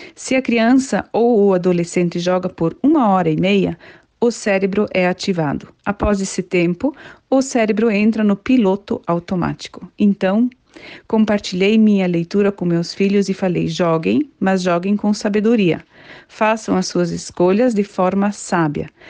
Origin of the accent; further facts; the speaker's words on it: Curitiba, Paraná, Brazil; sou de Curitiba, do estado do Paraná